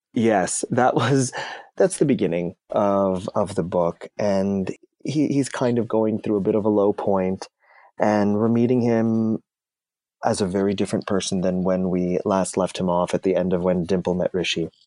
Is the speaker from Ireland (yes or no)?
no; Canada; I'm of Indian descent. I, I was born in Canada. and I'm first generation North American.